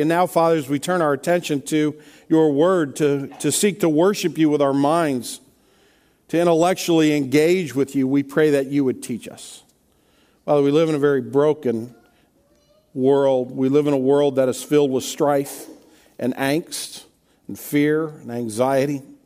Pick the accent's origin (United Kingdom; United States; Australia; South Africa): United States; Kirkwood, Missouri; I grew up in, here in Kirkwood uh, on a street called Nurk Avenue